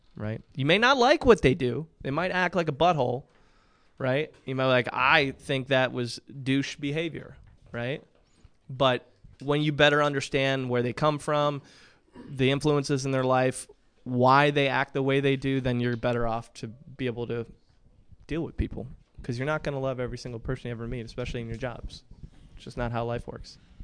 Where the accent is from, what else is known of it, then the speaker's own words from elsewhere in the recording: Michigan, United States; moved away as an adult; also born or lived in Williamsport, Pennsylvania; now in Indianapolis, United States; I'm originally from Michigan, um, born and raised